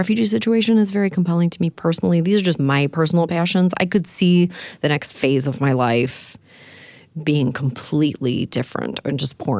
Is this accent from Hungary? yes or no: no; Canada; I'm from Canada.